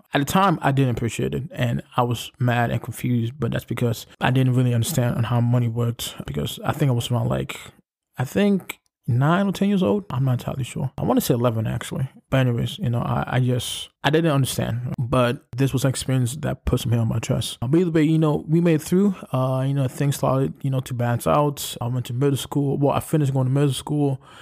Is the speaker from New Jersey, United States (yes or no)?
no; New York City, New York, United States; I come from Brooklyn